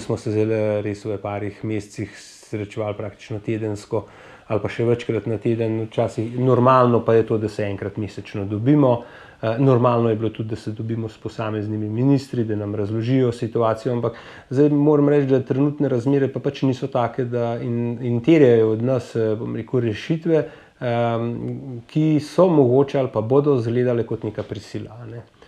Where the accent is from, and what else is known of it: Slovenia